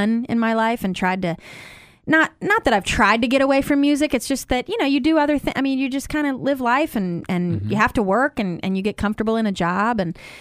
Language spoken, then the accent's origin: English; Orlando, Florida, United States; moved away as an adult; now in Nashville, United States; I grew up in Orlando, Florida, and I have a humongous family